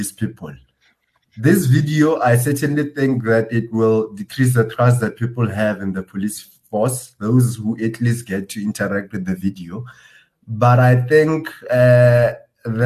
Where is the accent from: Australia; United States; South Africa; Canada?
South Africa